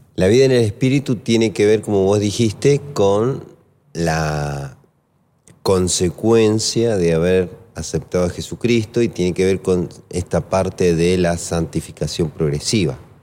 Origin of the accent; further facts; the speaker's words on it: Maipú, Mendoza, Argentina; moved away; also born or lived in Lomas de Zamora; Me crié en Mendoza, en Maipú, en Coquimbito